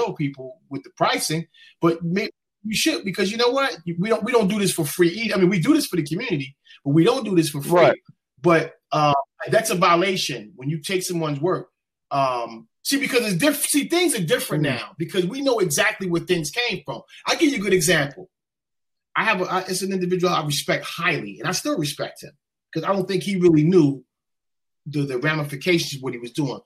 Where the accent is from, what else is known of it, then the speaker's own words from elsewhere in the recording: Newark, New Jersey, United States; I'm from Newark, New Jersey, South 7th Street between 12th and 13th Avenue. I come up with Hakeem Curry.